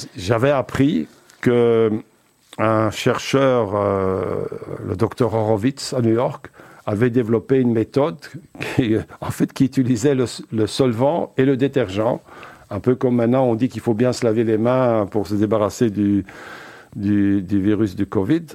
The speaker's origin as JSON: {"language": "French", "town": "Braine-l'Alleud", "region": "Wallonia", "country": "Belgium", "tie": "born or raised there", "also_born_or_lived": "Uccle / Antwerp"}